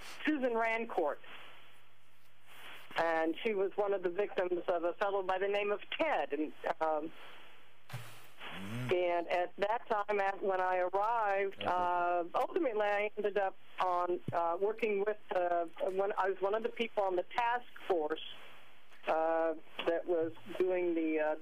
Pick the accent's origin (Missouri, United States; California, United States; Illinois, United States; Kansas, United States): Kansas, United States; Leavenworth; moved away as an adult; also born or lived in Ellensburg, Washington; I was raised in Leavenworth, Kansas.